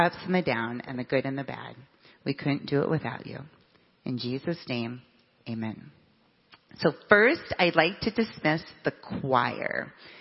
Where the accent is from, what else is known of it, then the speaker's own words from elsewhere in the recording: Nebraska, United States; now in Michigan, United States; I grew up in Nebraska